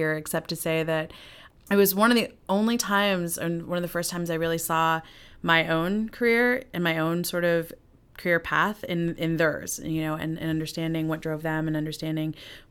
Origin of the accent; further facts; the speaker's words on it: New York, United States; born there; and they met in Zambia and married in Malawi, and I was born in New York.